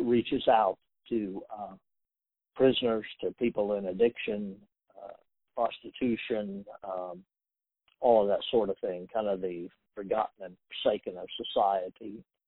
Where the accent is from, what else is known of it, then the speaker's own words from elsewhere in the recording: Wichita, Kansas, United States; growing up in Wichita from the time that we were probably in junior high school